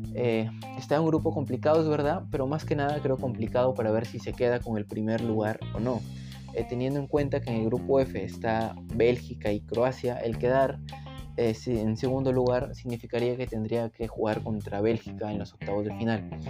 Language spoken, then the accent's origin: Spanish; Peru; Yo como peruano